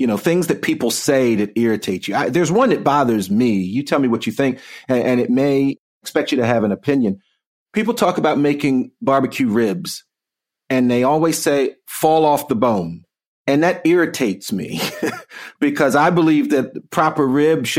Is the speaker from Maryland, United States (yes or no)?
yes; Baltimore, Maryland, United States; I'm from Baltimore